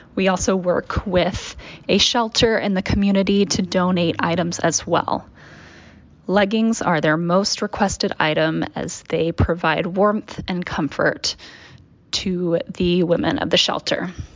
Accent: Dallas, Texas, United States; I grew up in Dallas, Texas, and this just wasn't a thing for me.

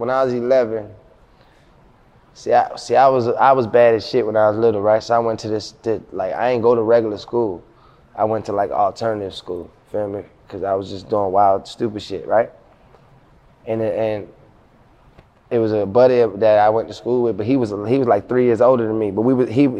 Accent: Baltimore, Maryland, United States; now in Atlanta, United States; I'm from South Baltimore, Zone 25. My neighborhood where I'm from called Brooklyn. I mean, so like, and I was in the streets my whole life coming up

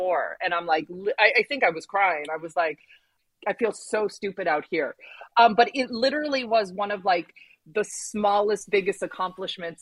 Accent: California, United States; growing up in California

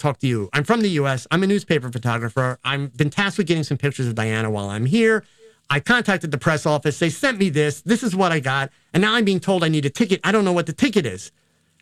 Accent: United States; being an American

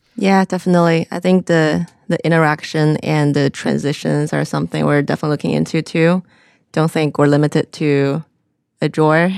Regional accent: Xi'an, Shaanxi, China; moved away as an adult; also born or lived in South Carolina; originally I'm from China

